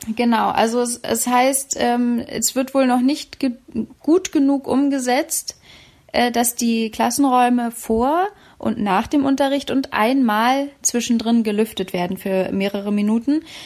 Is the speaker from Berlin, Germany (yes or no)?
yes; Berlin, Germany; aus meiner Heimatstadt Berlin